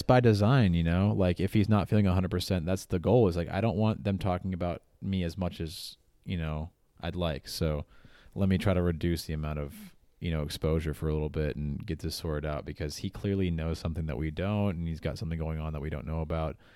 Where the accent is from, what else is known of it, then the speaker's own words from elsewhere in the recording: United States; I know I'm American. I know I have an American bias